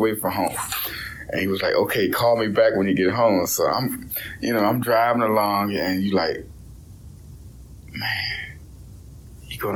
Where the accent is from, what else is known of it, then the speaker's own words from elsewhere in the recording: Hanover, Virginia, United States; I was born in Hanover, Virginia, 1982.